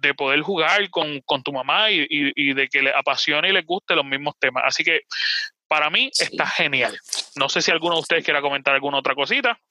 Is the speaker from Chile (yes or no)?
no; Puerto Rico; Nosotros estamos directamente en Puerto Rico transmitiendo, por lo menos mis Chai, Boar y yo